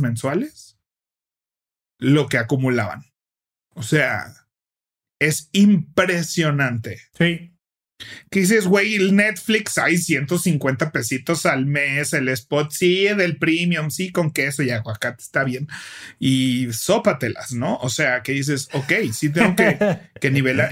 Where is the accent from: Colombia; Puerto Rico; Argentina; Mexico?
Mexico